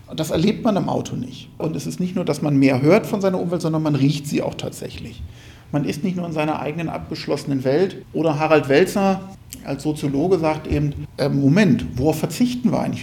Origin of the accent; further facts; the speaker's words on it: East Frisia, Lower Saxony, Germany; ich komme aus Ostfriesland